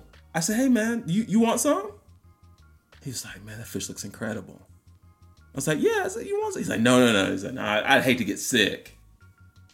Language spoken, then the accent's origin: English; Nassau, New Providence, Bahamas; moved away; growing up in Nassau, Bahamas